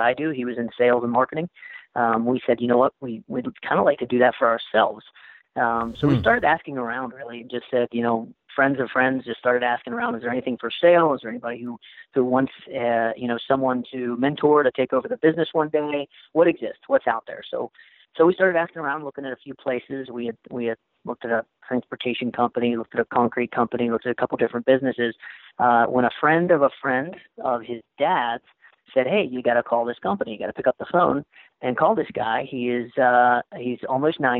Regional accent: Moundsville, West Virginia, United States; also born or lived in Orlando, Florida; now in Wheeling, United States; Was born and raised in Moundsville, West Virginia.

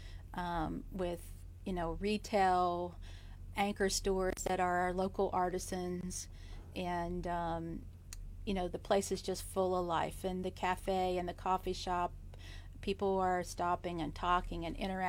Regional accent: Calhoun County, West Virginia, United States; moved away as an adult; also born or lived in Atlanta, Georgia; growing up in Calhoun County

